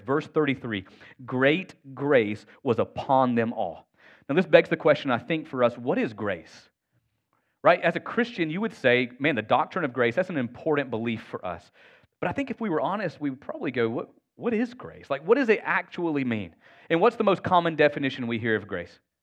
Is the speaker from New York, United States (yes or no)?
no; Northwest Georgia, United States; I'm from Northwest Georgia. I had the real privilege of being raised in proximity to my extended family.